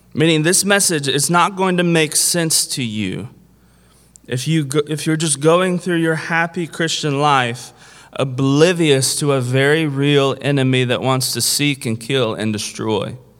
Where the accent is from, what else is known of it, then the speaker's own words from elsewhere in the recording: Kentucky, United States; I'm from Kentucky